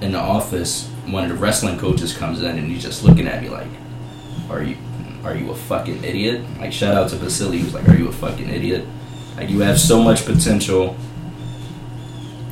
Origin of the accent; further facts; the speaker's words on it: Chester, Pennsylvania, United States; also born or lived in Delaware County, Pennsylvania; After we moved from Chester, we lost the church, but living in Delaware County, my mom started up a business